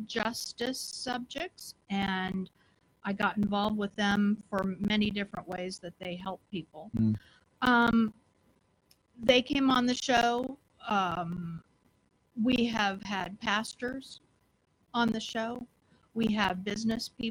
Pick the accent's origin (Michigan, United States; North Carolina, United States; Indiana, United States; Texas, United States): Indiana, United States; Indianapolis; I was born on Indy's South Side. I'm the first graduating class of Perry Meridian High School